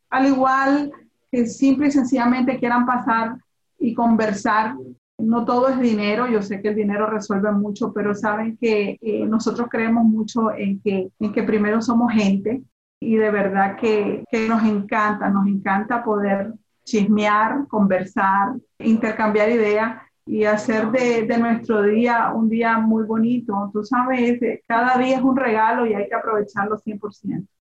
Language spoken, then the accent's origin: Spanish; Nicaragua; now in Miami, United States; yo soy latina, yo soy de Nicaragua